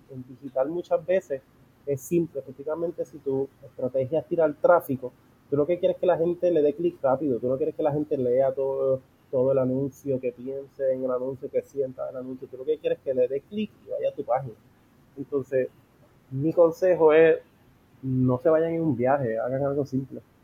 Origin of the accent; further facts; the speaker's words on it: Puerto Rico; yo crecí en San Ignacio